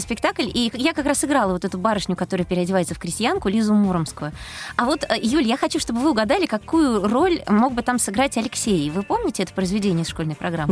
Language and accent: Russian; Moscow, Russia; Я родилась в Москве. Э, всю жизнь прожила в Москве